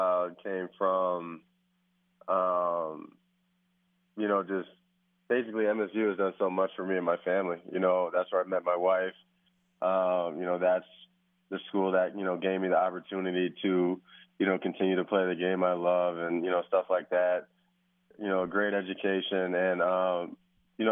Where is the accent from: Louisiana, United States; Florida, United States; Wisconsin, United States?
Wisconsin, United States; moved away as an adult; I was from Wisconsin